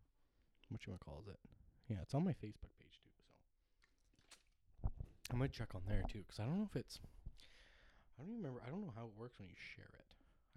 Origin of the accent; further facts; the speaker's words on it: Ireland; I'm Irish, okay, that is tea.